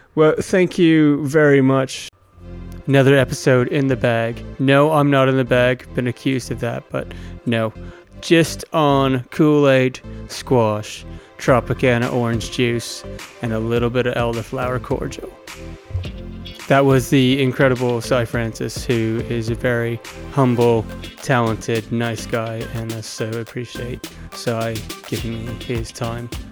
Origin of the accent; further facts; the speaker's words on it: Stratford, Ontario, Canada; I'm from Stratford, Ontario, Canada.